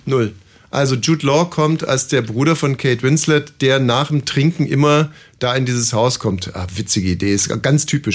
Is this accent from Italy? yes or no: no; Germany; also born or lived in Brandenburg; als Deutscher